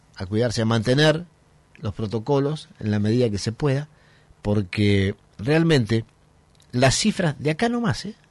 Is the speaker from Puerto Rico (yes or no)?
no; Argentina; nos cuesta mucho a los argentinos